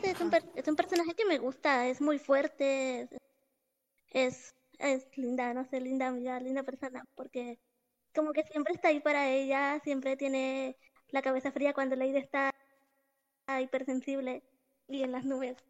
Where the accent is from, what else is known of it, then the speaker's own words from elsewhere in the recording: Nicaragua; soy de Nicaragua